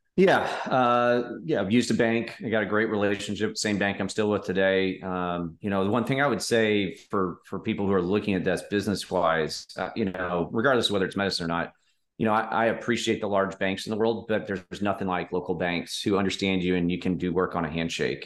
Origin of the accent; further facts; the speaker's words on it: Omaha, Nebraska, United States; I grew up in the Midwest in Omaha